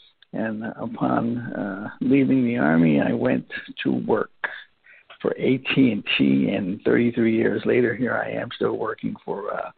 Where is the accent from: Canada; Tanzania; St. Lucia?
St. Lucia; now in Vallejo, United States; Well, originally I am from St. Lucia, a little tiny island in the Caribbean. And I migrated to here some time ago via my parents in Daly City, California. And I currently reside in Vallejo, California